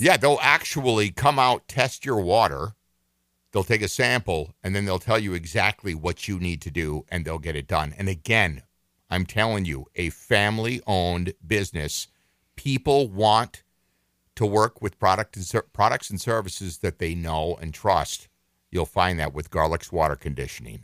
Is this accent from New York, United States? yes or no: no; Minneapolis, Minnesota, United States; I've lived here my entire life. I was born in Minneapolis, raised in this state